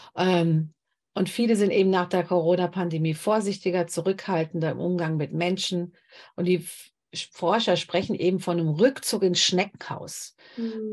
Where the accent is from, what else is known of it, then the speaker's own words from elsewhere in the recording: Germany; hier bei uns in Deutschland